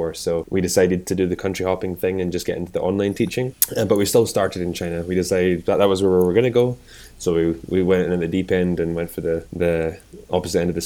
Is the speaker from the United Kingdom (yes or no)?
yes; Scotland, United Kingdom; moved away; also born or lived in North Carolina, United States; I'm from Scotland originally. I came over to North Carolina as well, and I studied at University in North Carolina.